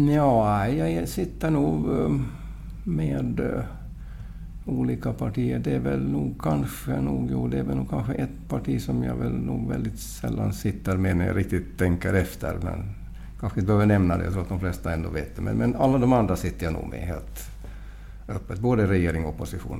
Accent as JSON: {"language": "Swedish", "town": "Mariehamn", "country": "Åland Islands", "moved": "yes", "lives_now": "Portugal", "said": "jag är från Mariehamn"}